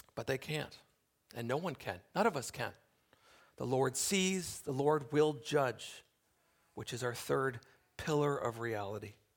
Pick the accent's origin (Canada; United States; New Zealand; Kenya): Canada; we enjoy as Canadian citizens